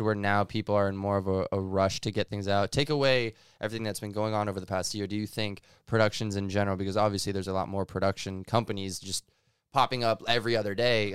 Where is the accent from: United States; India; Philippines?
United States; East Coast; moved away; I'm from East Coast as well